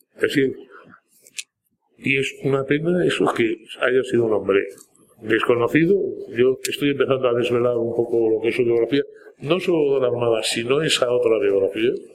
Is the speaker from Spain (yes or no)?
yes; Spain; Así somos los españoles